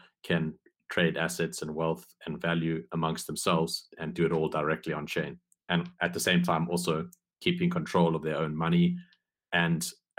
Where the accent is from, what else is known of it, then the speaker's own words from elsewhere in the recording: South Africa; I'm actually from South Africa. In fact, I'm South African